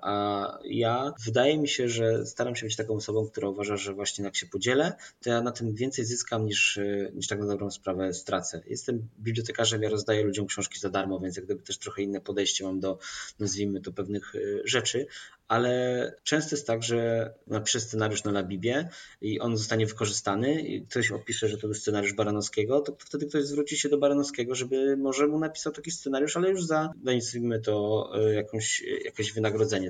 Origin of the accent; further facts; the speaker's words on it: Poland; Ja jestem z małego miasteczka, moi rodzice są ze wsi